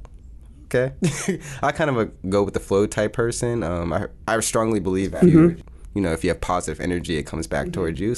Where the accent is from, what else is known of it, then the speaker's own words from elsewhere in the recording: Pittsburgh, Pennsylvania, United States; also born or lived in Baton Rouge, Louisiana; I'm from Pittsburgh, Pennsylvania. I live there with my mom and my dad.